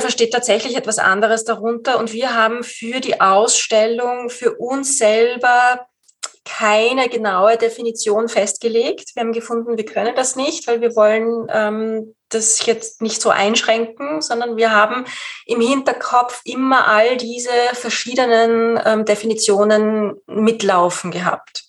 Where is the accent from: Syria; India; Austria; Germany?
Austria; bei uns in Österreich